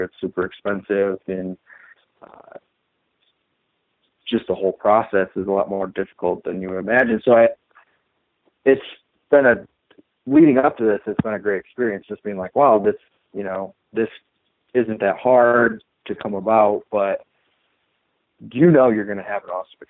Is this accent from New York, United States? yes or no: no; Michigan, United States; I grew up in Michigan